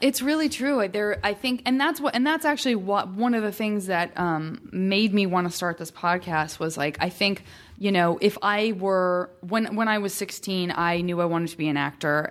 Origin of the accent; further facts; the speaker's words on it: Tucson, Arizona, United States; from Tucson, Arizona, and it's, again, it's not like a hugely metropolitan city